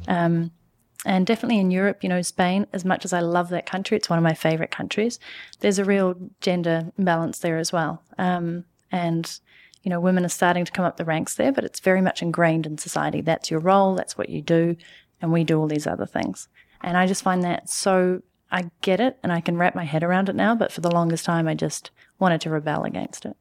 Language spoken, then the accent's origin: English; New Zealand; moved away as an adult; also born or lived in London / Canada; I'm from New Zealand